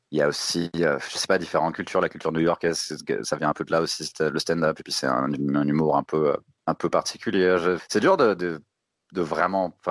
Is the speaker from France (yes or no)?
yes; France; accent: European; quand, je vais dans des pays comme ça pour faire des open mic, ou je, dis pas que je suis français. Ça s'entend pas, on dirait que j'ai un accent un peu genre, européen, quoi.